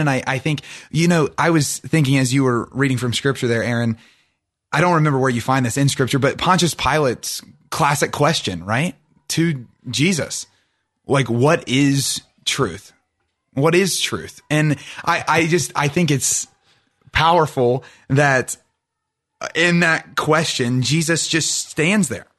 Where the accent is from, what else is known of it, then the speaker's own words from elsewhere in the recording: Ohio, United States; we grew up on the Ohio River